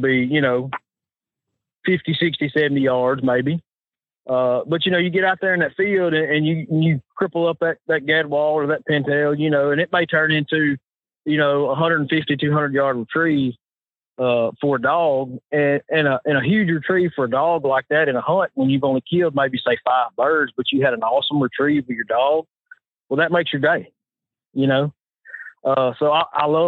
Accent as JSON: {"language": "English", "region": "Arkansas", "country": "United States", "said": "I'm Arkansas"}